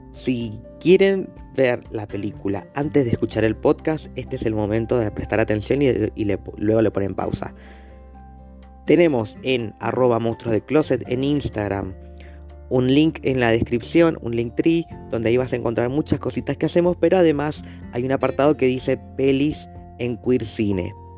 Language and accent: Spanish; Mendoza, Argentina; Mendoza está al lado de Chile y para nuestra provincia mucha gente va muy seguido para Chile